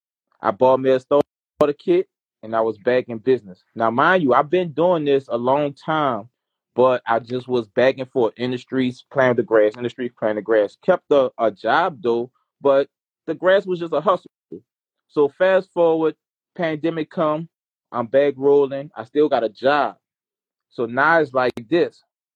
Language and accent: English; New Orleans, Louisiana, United States; I'm chilling down here in New Orleans.